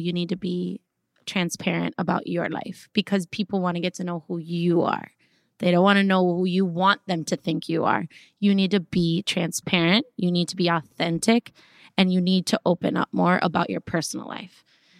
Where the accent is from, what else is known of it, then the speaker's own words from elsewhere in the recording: Minnesota, United States; Listen, he taught me to toughen up because I came from Minnesota all sweet and like everybody's nice and let's just be like, oh, everybody's